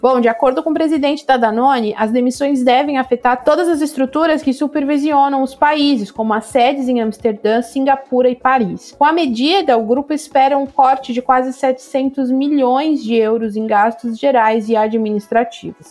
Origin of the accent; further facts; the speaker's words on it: Brazil; Eu sou muito do Brasil. Tenho zero vontade de morar fora